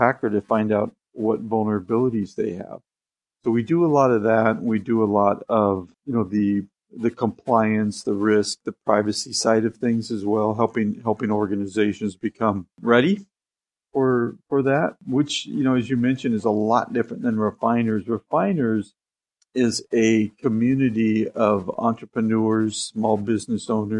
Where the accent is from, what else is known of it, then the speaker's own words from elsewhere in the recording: Seattle, Washington, United States; I was born in Seattle